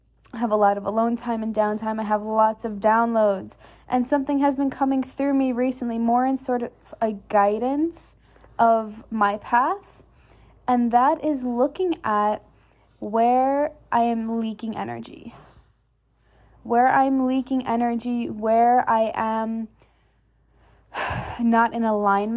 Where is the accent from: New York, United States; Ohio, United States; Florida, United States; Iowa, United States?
New York, United States; now in Texas, United States; I'm initially from New York, so like I'm normally used to cold and snow and ice